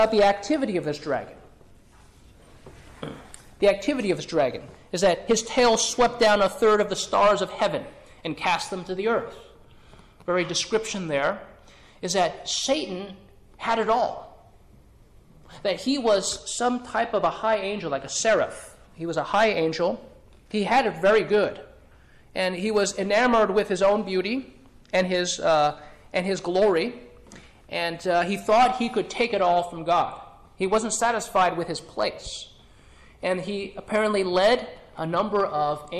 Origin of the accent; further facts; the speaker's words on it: California, United States; when I grew up in California